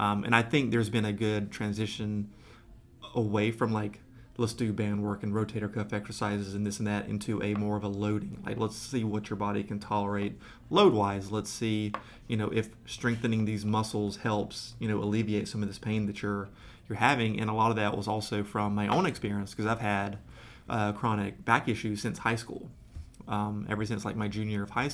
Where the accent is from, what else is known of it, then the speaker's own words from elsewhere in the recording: Georgia, United States; Growing up in Georgia